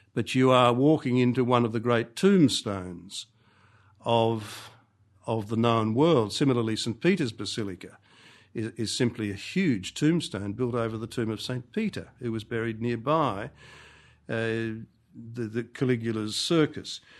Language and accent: English; Australia; also born or lived in Rome; as an Australian